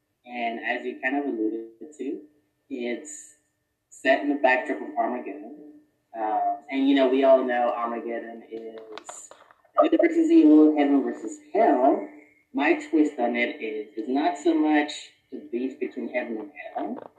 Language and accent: English; Philadelphia, Pennsylvania, United States; also born or lived in Oklahoma; now in Texas, United States; I'm from Philadelphia, but moved to Texas for work. I've actually moved around quite a bit.